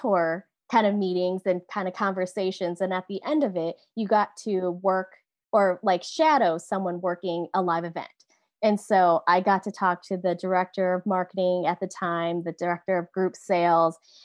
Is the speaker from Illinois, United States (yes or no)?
yes; South Beloit, Illinois, United States; now in Sacramento, United States; I was born in Beloit, Wisconsin, and raised in South Beloit, Illinois